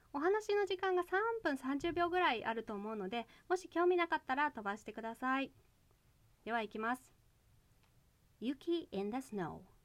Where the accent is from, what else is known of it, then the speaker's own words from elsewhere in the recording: Japan; moved away as an adult; now in United States; 私帰国子女じゃないんですちなみにあの18歳まで海外にいたことはありませんでした